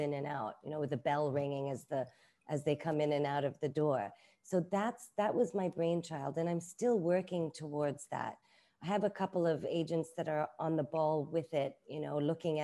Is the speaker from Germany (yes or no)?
no; Hong Kong; also born or lived in London, United Kingdom; now in Bangkok, Thailand; I grew up in Hong Kong. I grew up with very stringent Asian aunties who raised me as well